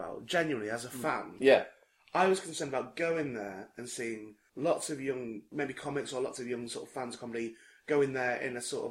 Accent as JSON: {"language": "English", "town": "St Helens", "region": "North West England", "country": "United Kingdom", "tie": "born or raised there", "also_born_or_lived": "Warrington", "moved": "yes", "said": "I was born in Warrington."}